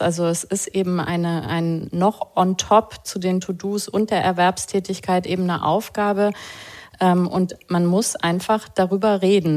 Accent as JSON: {"language": "German", "region": "West Germany", "country": "Germany", "tie": "born or raised there", "said": "wir sind beide in Westdeutschland groß geworden"}